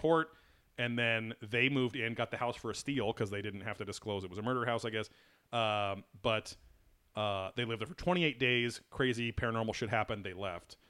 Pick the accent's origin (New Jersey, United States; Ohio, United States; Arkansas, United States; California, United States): California, United States; Orange County; also born or lived in Long Beach; I grew up in Orange County